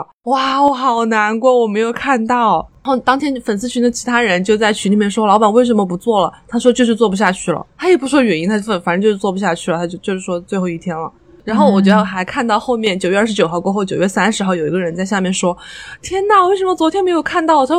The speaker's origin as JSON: {"language": "Chinese", "region": "Xinjiang", "country": "China", "said": "你小心我的新疆同胞过来恶评你。"}